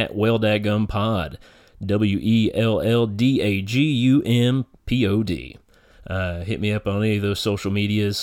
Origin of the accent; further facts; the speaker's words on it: eastern Kentucky hills, United States; moved away as an adult; now in northern Kentucky, United States; we're both from our little area back in the eastern Kentucky hills, so everybody's related somehow